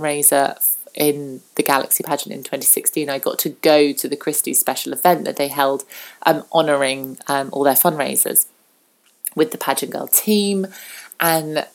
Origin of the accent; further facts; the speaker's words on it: southern England, United Kingdom; I'm very British and I'm very southern British.